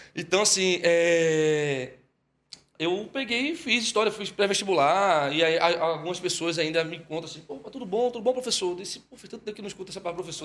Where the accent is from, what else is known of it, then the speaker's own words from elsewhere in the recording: Olinda, Pernambuco, Brazil; also born or lived in Fortaleza; nasci lá. Aos sete anos de idade ele se aposentou, quando tive sete anos de idade ele se aposentou e voltou para cá, para Recife. E aí eu vim junto. E quando chegou, se instalou logo em Olinda